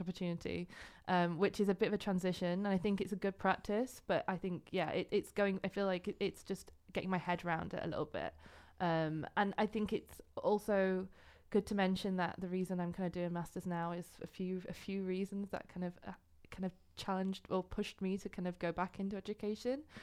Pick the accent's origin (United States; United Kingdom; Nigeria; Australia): United Kingdom; Yorkshire and the Humber; moved away as an adult; also born or lived in Glasgow, Scotland; now in Netherlands; I'm originally from England, uh, from North Yorkshire